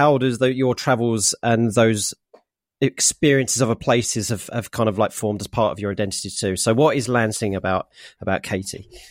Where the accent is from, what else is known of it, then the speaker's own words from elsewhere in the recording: United Kingdom; also born or lived in Norfolk; I am British